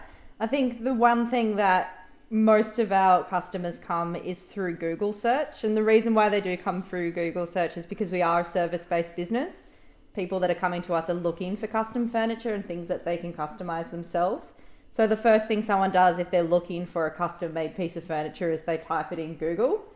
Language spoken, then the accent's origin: English; Cairns, Queensland, Australia; moved away as an adult; also born or lived in Melbourne; I'm from Cairns. I grew up there most of my life. And then I moved straight to Melbourne after I finished high school